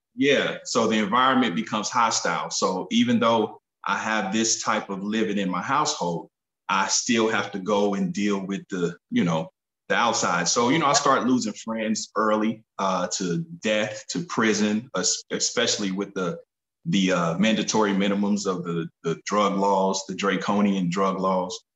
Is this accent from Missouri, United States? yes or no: yes; Kansas City, Missouri, United States; grew up in Kansas City, Missouri